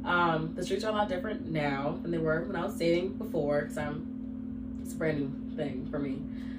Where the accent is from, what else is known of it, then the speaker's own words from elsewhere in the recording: New York, United States; now in Chicago, United States; I'm originally from New York. I now live in the Shy.